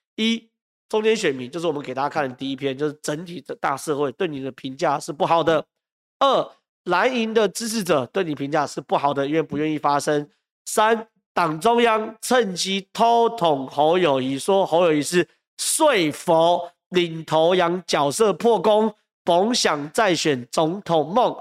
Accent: Taiwan; 我是台湾人

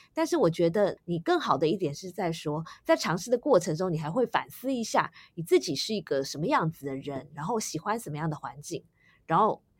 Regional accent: Taiwan; 我自己也是在台湾土生土长的

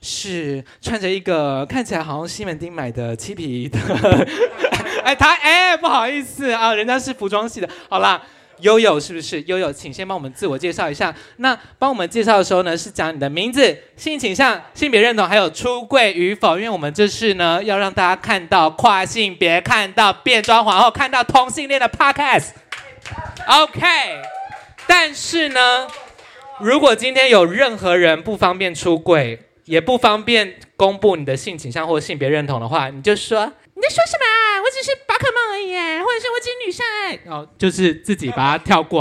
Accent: Taitung County, Taiwan; 我也是台东人。

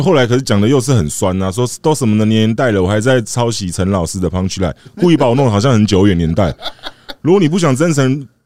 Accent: Taiwan; 我们台湾人

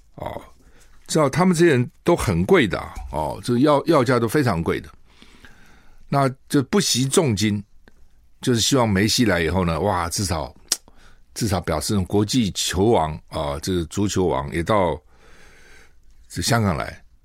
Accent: Taiwan; 我们台湾人

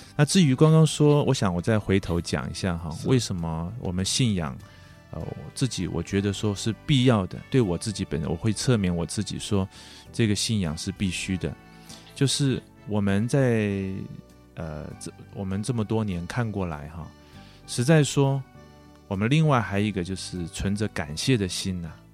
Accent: southern Taiwan, Taiwan; 在我那个年代，在民国四十几年的时候，我在南部的一个乡下长大，啊，我也是别人所谓的，所谓的外，军，军眷的子女啦

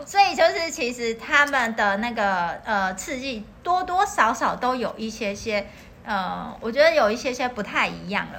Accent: Taiwan; 我们台湾人知道，就是有一些宗教团体很喜欢去河嗯哼边

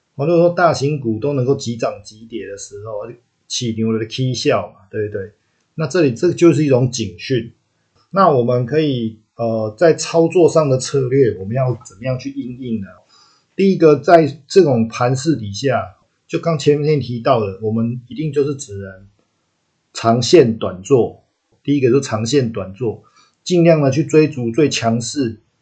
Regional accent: Taiwan; accent: Taiwanese-flavoured (蛮台的); 我，我讲台语的时间还蛮多的

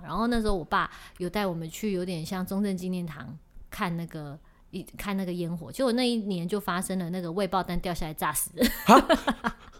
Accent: Taiwan; 我们台湾人

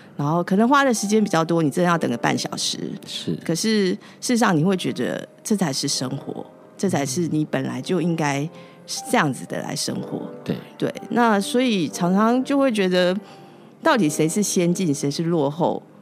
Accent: Taiwan; moved away as an adult; now in Nepal; 我们台湾人

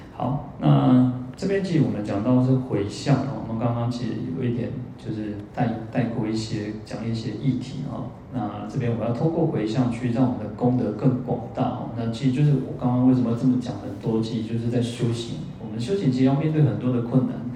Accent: Kaohsiung, Taiwan; 我小时候在高雄的时候

